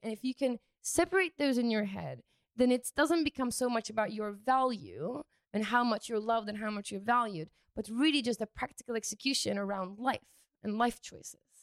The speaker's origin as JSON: {"language": "English", "country": "United Kingdom", "said": "I'm British, so I say fancy"}